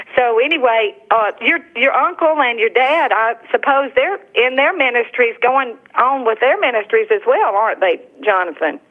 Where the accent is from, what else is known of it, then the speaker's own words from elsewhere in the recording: Tuscaloosa, Alabama, United States; moved away; also born or lived in New Orleans, Louisiana; I was raised in Tuscaloosa